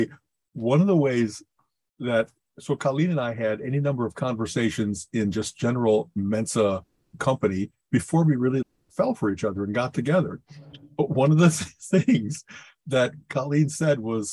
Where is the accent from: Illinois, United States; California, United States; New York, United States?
Illinois, United States; Chicago; I grew up in Chicago